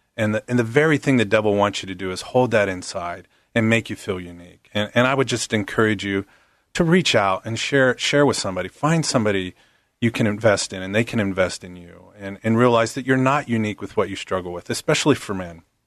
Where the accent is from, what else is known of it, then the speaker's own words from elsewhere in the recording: Pittsburgh, Pennsylvania, United States; moved away; I actually grew up on the East Coast, uh, right outside of Pittsburgh